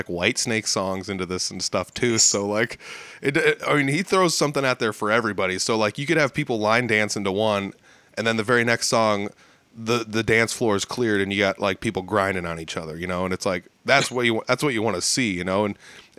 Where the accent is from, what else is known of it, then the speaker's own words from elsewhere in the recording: Northern Iowa, United States; I'm from Northern Iowa